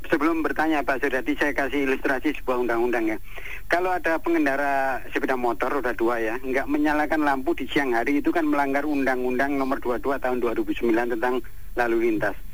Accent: Surabaya, East Java, Indonesia; saya tetap di Surabaya saya lahir dan besar di Surabaya

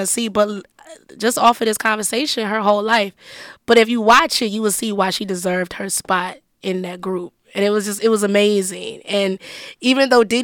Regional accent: Detroit, Michigan, United States; I'm from Detroit, and I was still in the D.

